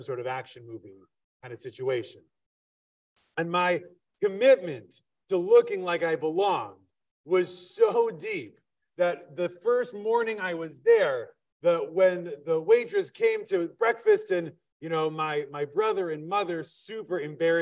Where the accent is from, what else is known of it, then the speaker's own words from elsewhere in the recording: Wisconsin, United States; I'm from Wisconsin